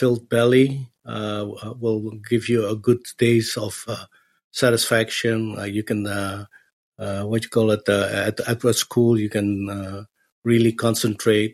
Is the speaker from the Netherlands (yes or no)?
yes; Arnhem, Gelderland, Netherlands; born or raised there; moved away as an adult; now in Los Angeles, United States